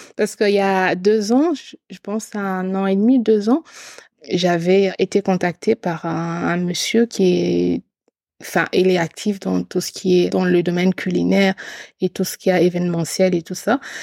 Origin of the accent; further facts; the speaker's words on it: eastern Congo, DR Congo; je suis originaire de l'Est du Congo